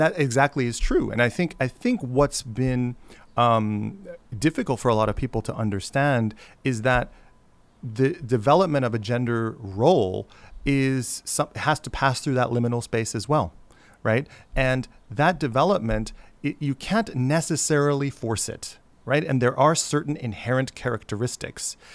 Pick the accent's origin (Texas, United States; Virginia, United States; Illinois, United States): Illinois, United States; Chicago; moved away; also born or lived in Baltimore / Washington, D.C. / Honolulu; I grew up in Chicago